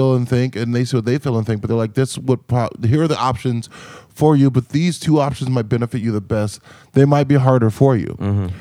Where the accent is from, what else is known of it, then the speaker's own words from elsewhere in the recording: Compton, California, United States; moved away as an adult; also born or lived in Montana; Growing up in Compton, so my dad is like a handyman